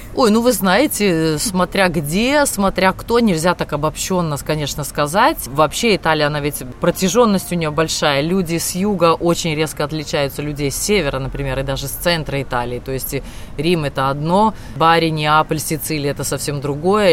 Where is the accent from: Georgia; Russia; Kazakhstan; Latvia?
Latvia; Aizkraukle; moved away as an adult; now in Thiene, Italy; мимо моего родного города, мимо Айскрокла, где я родилась, где я провела все свое детство